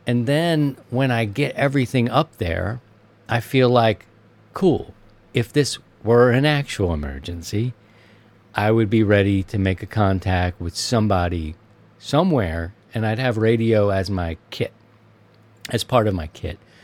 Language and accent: English; Maryland, United States; moved away; my home state of Maryland